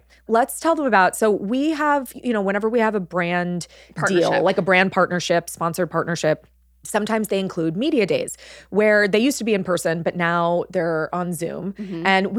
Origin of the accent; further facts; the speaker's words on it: California, United States; moved away; Growing up in California, I'm like, it's just always warm.